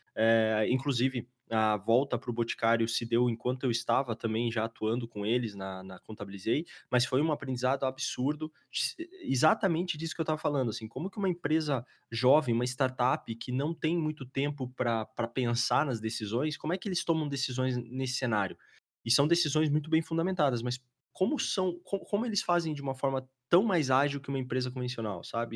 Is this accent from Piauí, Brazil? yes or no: no; Curitiba, Paraná, Brazil; Somos de Curitiba